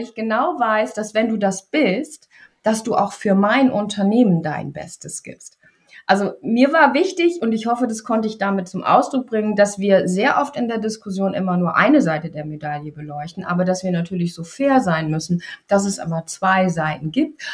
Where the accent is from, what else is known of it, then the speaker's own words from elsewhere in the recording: East Frisia, Lower Saxony, Germany; in Ostfriesland, da wo ich groß geworden bin